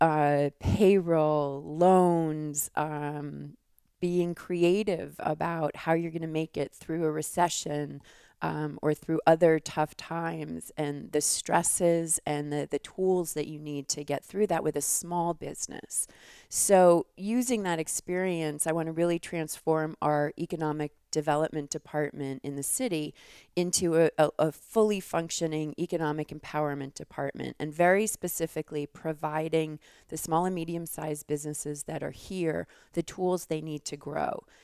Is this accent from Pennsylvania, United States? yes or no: no; New York, United States; moved away as an adult; also born or lived in Philadelphia; now in Tucson, United States; I grew up in New York